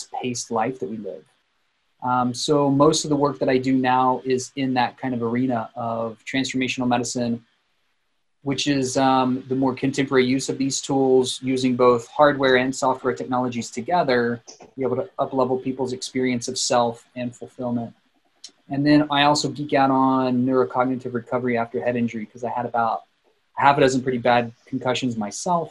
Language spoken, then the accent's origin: English; South Texas, United States; moved away as an adult; also born or lived in Denver, Colorado; now in Boulder, United States; I was born in South Texas